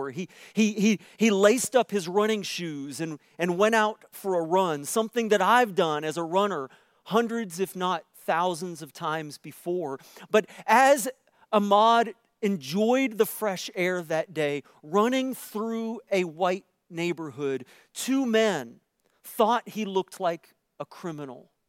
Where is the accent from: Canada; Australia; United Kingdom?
Canada; if you are white like me, and I'm as, I'm as Canadian white as they come.